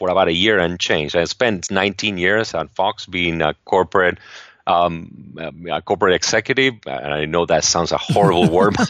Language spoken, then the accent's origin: English; Argentina; now in United States; I grew up in Argentina, and I had always looked at the U.S. as a place where you could really get ahead